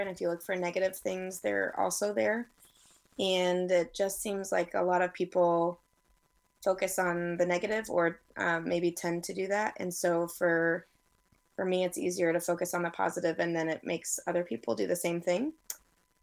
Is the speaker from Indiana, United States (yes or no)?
yes; Noblesville, Indiana, United States; now in Orlando, United States; I'm originally from Indiana, mm-hmm. Noblesville, Indiana. And I now live in Orlando, Florida.